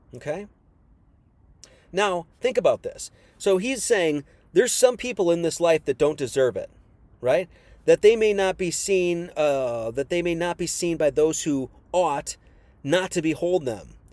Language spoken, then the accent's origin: English; Wisconsin, United States; I was born in Wisconsin